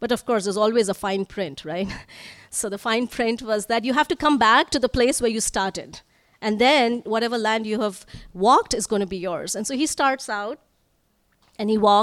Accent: Northeast India, India; moved away; I'm from Northeast India, where it would always rain.

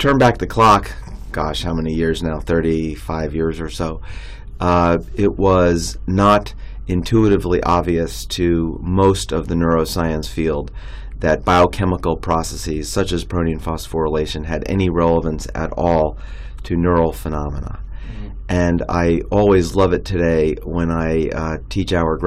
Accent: New York City, New York, United States; also born or lived in Long Island, New York / New Haven, Connecticut; I grew up in New York City and then on Long Island

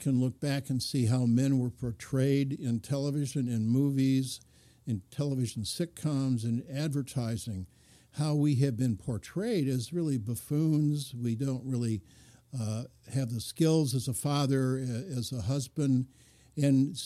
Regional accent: Lansing, Michigan, United States; grew up in a automobile industry town in Lansing

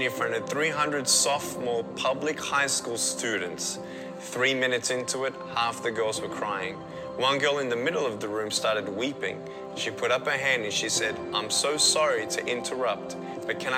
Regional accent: Melbourne, Victoria, Australia; I was born in Melbourne, Australia, 1982

